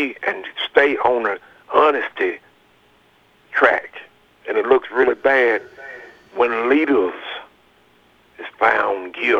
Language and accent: English; United States; as American